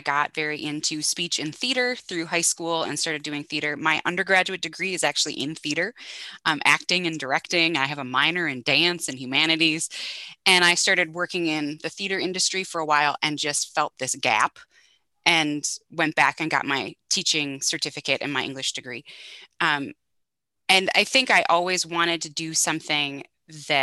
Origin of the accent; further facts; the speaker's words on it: North Dakota, United States; I grew up in North Dakota